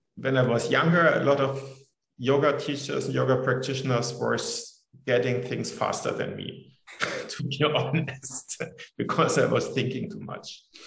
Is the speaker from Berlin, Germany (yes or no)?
no; Munich, Bavaria, Germany; I grew up in Munich, which is in south of um, Germany